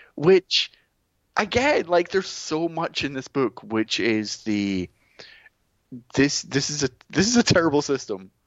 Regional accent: Scotland, United Kingdom; being Scottish

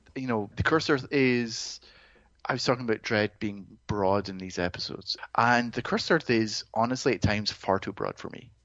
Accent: Greenock, Scotland, United Kingdom; moved away; my hometown in Scotland

